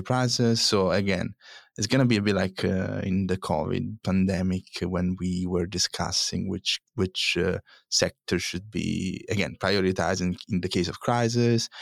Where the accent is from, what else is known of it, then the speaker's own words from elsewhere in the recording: Italy; moved away; my home country, Italy